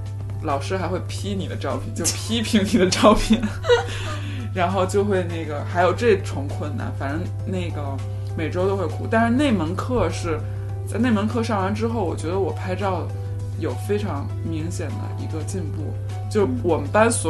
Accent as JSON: {"language": "Chinese", "region": "Beijing", "country": "China", "said": "就是因为他们知道我是从北京来的"}